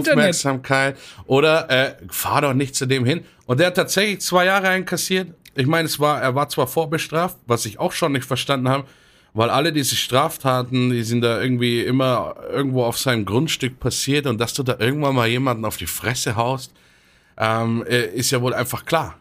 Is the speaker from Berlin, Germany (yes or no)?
no; Munich, Bavaria, Germany; für mich als Münchner